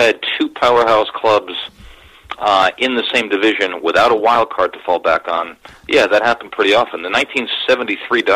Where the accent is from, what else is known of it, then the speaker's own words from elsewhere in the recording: Long Island, New York, United States; I'm a kid from Long Island.